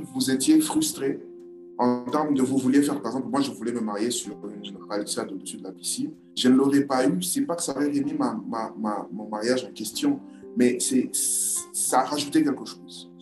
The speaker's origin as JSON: {"language": "French", "region": "Kinshasa", "country": "DR Congo", "moved": "yes", "lives_now": "Brazzaville, Republic of the Congo", "said": "je, vis à Brazzaville, je suis de Kinshasa"}